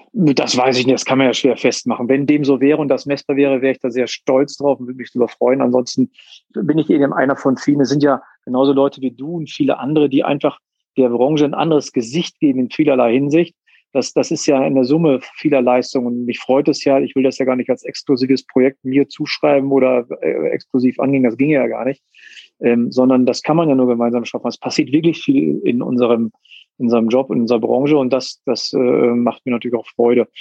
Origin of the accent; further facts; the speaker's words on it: Münster, North Rhine-Westphalia, Germany; geboren ähm, und ähm, bin in Münster aufgewachsen. Ja, ich bin Münsteraner Gewächs